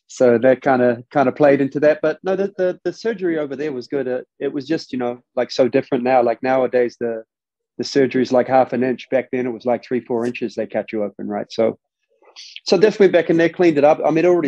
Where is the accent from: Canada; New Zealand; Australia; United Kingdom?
New Zealand; growing up over there